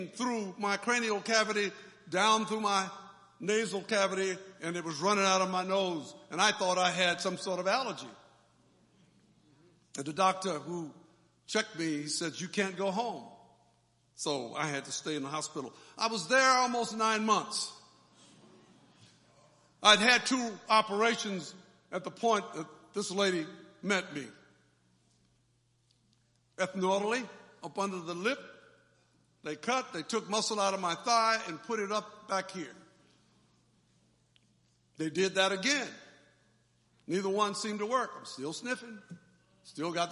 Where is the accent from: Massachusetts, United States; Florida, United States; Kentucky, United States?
Florida, United States; moved away; also born or lived in Delaware; the church where I grew up in Florida